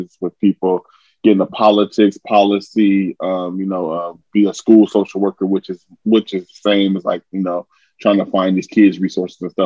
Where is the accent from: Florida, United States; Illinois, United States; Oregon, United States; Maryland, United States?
Oregon, United States; Portland; I'm from Portland, Oregon